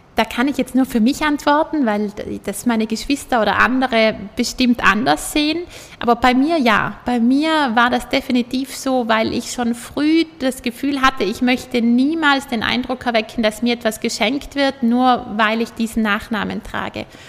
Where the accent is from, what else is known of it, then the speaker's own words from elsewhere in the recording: Juval Castle, South Tyrol, Trentino-Alto Adige, Italy; Schloss Juwal, wo ich aufgewachsen bin